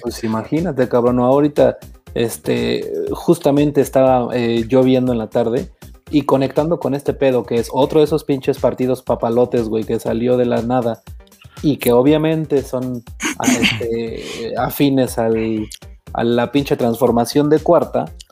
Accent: Mexico; nosotros como mexicanos

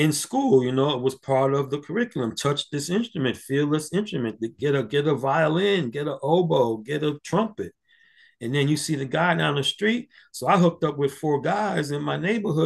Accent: New York City, New York, United States; Growing up in Harlem, I had three godfathers that witnessed my baptism.

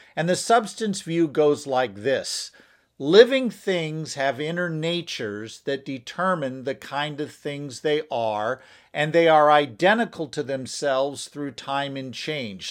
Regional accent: United States; I'm an American

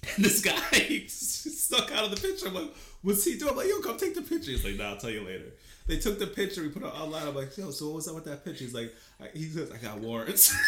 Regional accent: Jamaica; I'm Jamaican

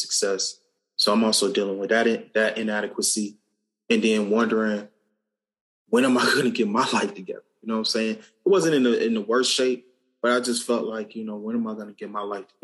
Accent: Cincinnati, Ohio, United States; Growing up in Cincinnati

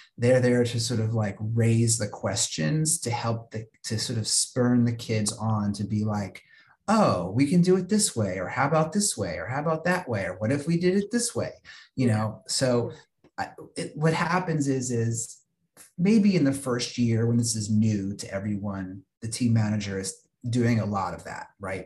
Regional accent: Virginia, United States; a regional tournament that was held uh, where I grew up in Virginia

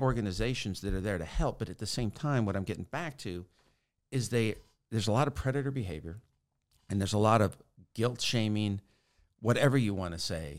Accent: Sacramento, California, United States; I'm from Sacramento, California

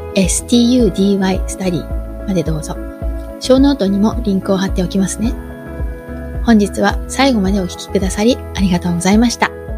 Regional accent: Japan; moved away; 私の実家は周りは田んぼとか畑ばかりの田舎なんですけれども

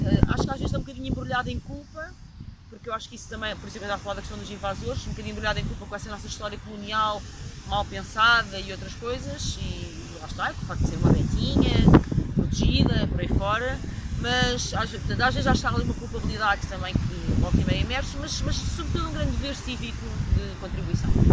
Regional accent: Coimbra, Centro, Portugal; also born or lived in Angola / Brazil / United States; eu sou de Coimbra

